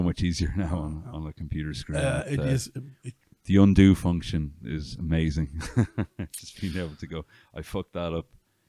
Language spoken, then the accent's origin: English; County Meath, Leinster, Ireland; also born or lived in Dublin; now in West Cork, Ireland; From County Meath originally.